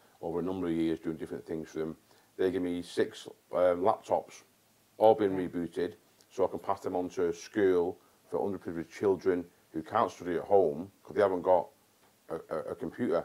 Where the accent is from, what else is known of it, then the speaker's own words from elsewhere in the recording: North West England, United Kingdom; also born or lived in Warminster / Germany; my hometown. And not just my town, but in the Northwest in general